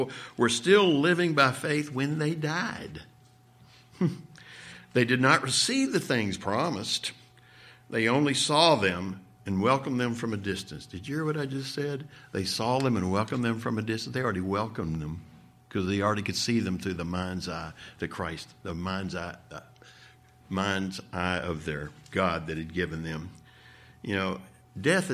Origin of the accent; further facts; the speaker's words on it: Midwest, United States; also born or lived in the South; I grew up out in the Midwest